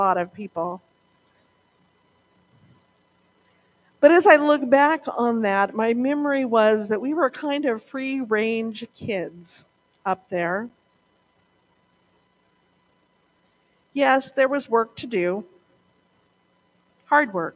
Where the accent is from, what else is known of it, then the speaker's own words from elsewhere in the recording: Montana, United States; when I was growing up in Montana